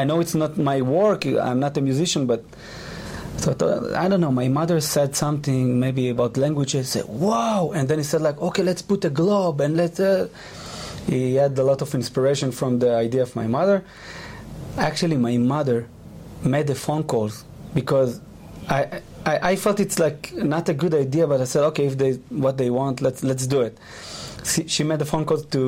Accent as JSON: {"language": "English", "country": "Israel", "second_language": "English", "said": "you can hear my accent"}